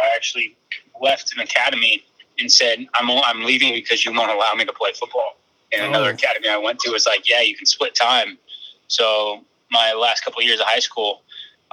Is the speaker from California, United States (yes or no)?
yes; California, United States; playing in my hometown where I grew up is I got my family here